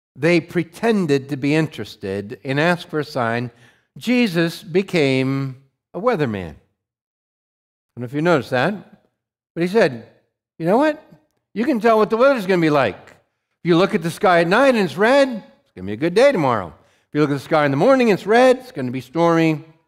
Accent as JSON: {"language": "English", "region": "Montana", "country": "United States", "tie": "born or raised there", "said": "I grew up in Montana"}